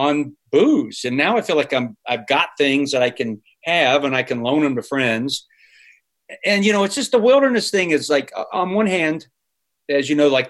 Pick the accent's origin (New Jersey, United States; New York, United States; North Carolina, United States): North Carolina, United States; Charlotte; moved away; I grew up in Charlotte, North Carolina